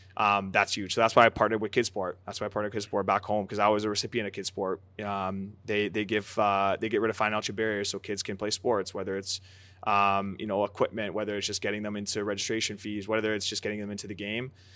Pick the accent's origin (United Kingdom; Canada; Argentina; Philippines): Canada; Aldergrove, British Columbia; also born or lived in Surrey, British Columbia; now in Montreal, Canada; growing up in Canada, where soccer isn't the number one sport